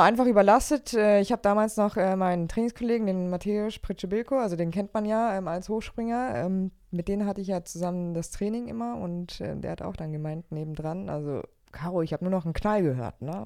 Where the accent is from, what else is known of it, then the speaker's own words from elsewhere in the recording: Allgäu, Bavaria, Germany; now in Leverkusen, Germany; ich komme ja aus dem Allgäu, also ich bin im, Au ja. im Allgäu aufgewachsen